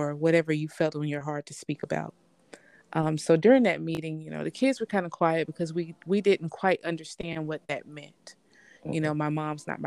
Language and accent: English; Tennessee, United States; my father was military, so we grew up in Tennessee, and my mother's family originally is from Tennessee, but another part of where we are locally